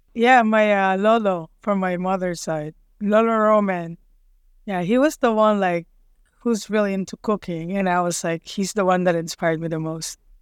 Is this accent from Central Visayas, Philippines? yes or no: no; Manila, Metro Manila, Philippines; moved away as an adult; now in United States; I grew up in Manila, but every summer my dad always sent us in the province